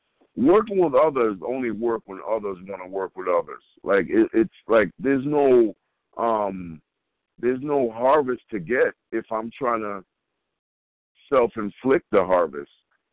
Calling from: Colorado, United States; I'm calling from Colorado.

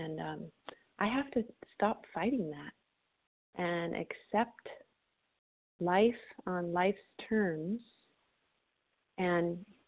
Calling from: Florida, United States; gratefully recovered, calling in from Florida this morning.

